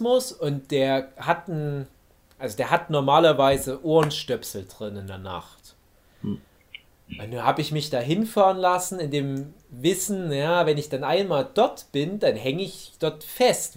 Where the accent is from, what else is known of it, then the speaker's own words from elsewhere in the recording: Erzgebirge, Saxony, Germany; moved away; in meiner Heimat, meiner alten Heimat